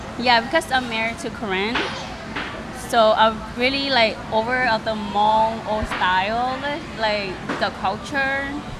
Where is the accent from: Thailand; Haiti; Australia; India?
Thailand; now in United States; Even though we live, you know, we're from Thailand, leave everything behind, but here we still bring back whatever is behind.